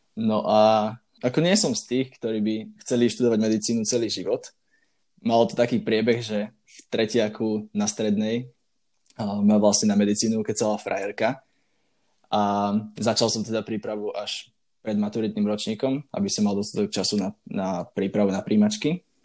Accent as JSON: {"language": "Slovak", "town": "Banská Bystrica", "region": "Banská Bystrica Region", "country": "Slovakia", "also_born_or_lived": "Bratislava", "said": "som z Banskej Bystrice, a dookola tu máme dostatočne veľa kopcov"}